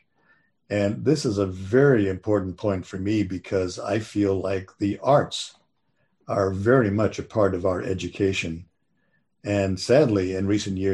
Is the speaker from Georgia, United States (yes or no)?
no; Santa Barbara, California, United States; when I was a kid growing up in Santa Barbara